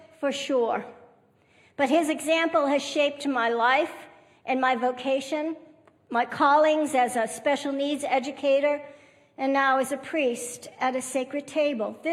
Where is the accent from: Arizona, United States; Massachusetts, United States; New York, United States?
Massachusetts, United States; now in Texas, United States; I grew up on the East Coast in Massachusetts